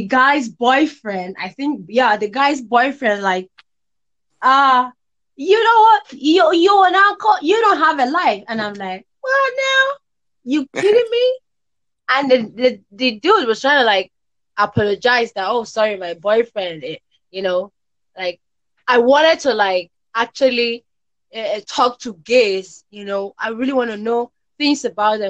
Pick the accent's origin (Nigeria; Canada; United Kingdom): Nigeria; I'm from Nigeria.